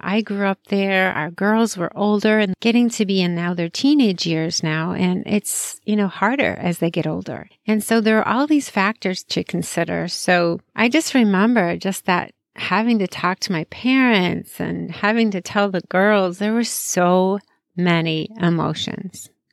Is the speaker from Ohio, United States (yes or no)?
no; Chicago, Illinois, United States; I grew up in Chicagoland area, lived there most of my life.